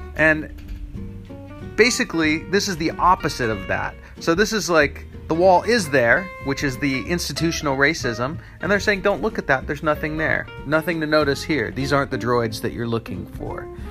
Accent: United States; in the United States is where I live. I'm American

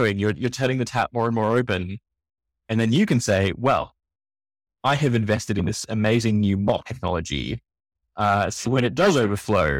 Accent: Australia; accent: Australian; I come from Australia, you can tell from my accent

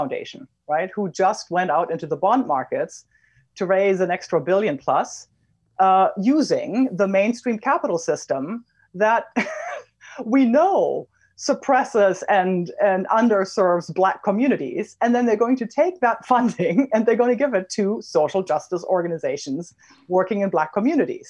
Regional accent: Germany; I'm German.

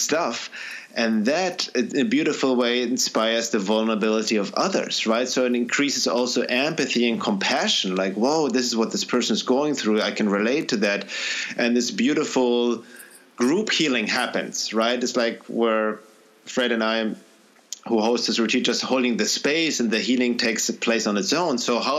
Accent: Germany; now in United States; And when I first came from the U.S., from Germany to the U.S., 23 years ago, and people are greeting me, hey, how are you?

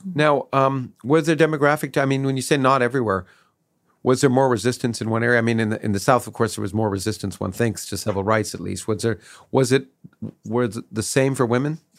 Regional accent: Canada; also born or lived in Australia; now in United States; I grew up in Canada

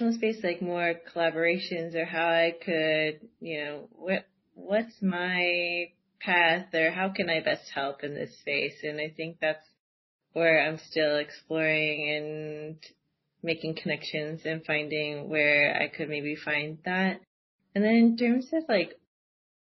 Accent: California, United States; moved away as an adult; also born or lived in Seattle, Washington; now in Amsterdam, Netherlands; I come from California, but I lived in Seattle for about 9 years

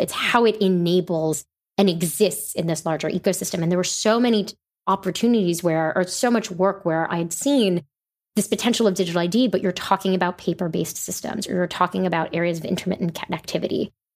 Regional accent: New York City, New York, United States; I grew up in New York City

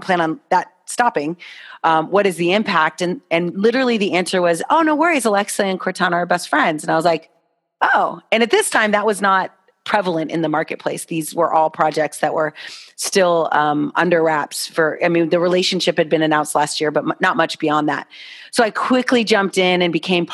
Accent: Miami, Florida, United States; I'm from Miami

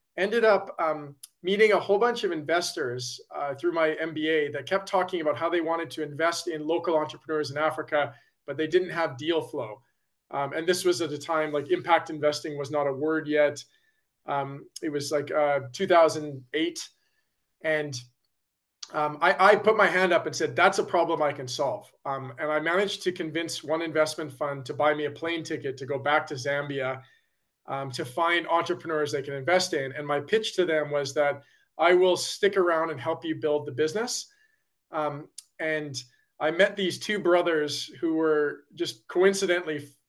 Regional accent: Calgary, Alberta, Canada; I grew up in Calgary, Alberta, Canada

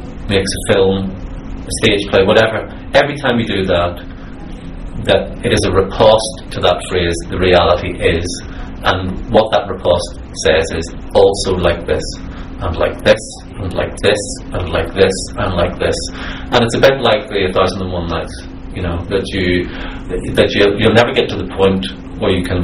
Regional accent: Belfast, Northern Ireland, United Kingdom; I'm a Northern Irish writer, because the world is so generous to Northern Ireland, I had people coming up to me and more or less sympathising with me for the tragedy of my life coming from Belfast.

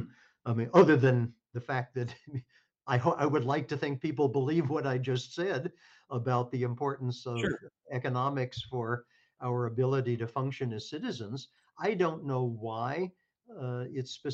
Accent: Kentucky, United States; moved away; I come from Kentucky, and I went to a public high school in Kentucky

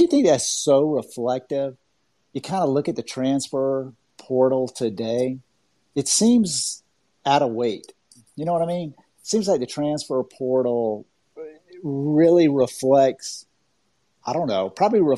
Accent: Augusta, Georgia, United States; I grew up in Augusta, Georgia

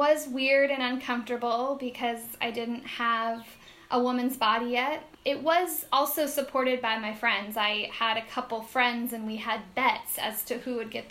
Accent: Redmond, Washington, United States; moved away as an adult; also born or lived in Seattle; now in Puerto Rico; I grew up in Redmond, which is where Microsoft was kind of born and started

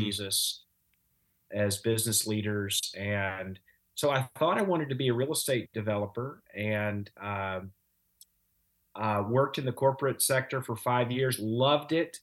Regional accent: Louisiana, United States; moved away as an adult; also born or lived in Chattanooga, Tennessee / Los Angeles; now in Evansville, United States; I'm from the other L A. I grew up in Louisiana

